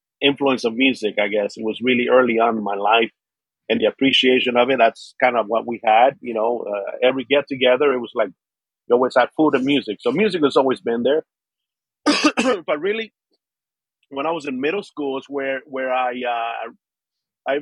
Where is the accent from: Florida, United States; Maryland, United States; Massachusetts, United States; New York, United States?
Florida, United States; Miami; also born or lived in Colombia; So I grew up in South Florida, Miami, pretty much all of my life